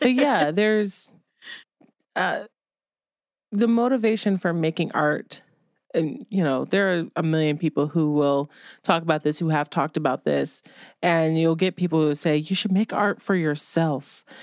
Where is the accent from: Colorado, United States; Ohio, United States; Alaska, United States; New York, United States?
Ohio, United States; moved away; when I was a kid growing up in Ohio